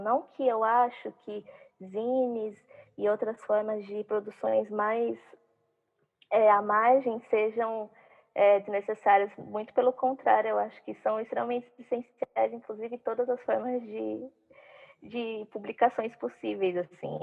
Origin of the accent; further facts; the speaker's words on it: Várzea Paulista, São Paulo, Brazil; também sou de Várzea